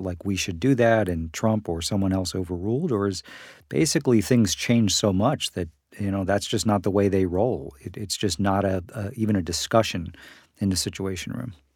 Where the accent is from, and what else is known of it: United States